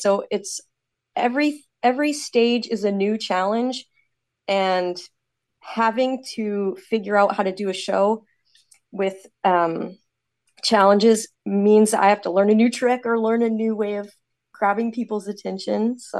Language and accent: English; Eugene, Oregon, United States; now in Canada; So I was born in Oregon, outside of Eugene, grew up there, and then I immigrated into Canada in 2008.